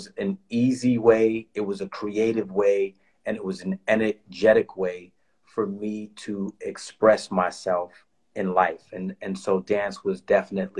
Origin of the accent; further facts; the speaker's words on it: New York City, New York, United States; I grew up in the Bronx in New York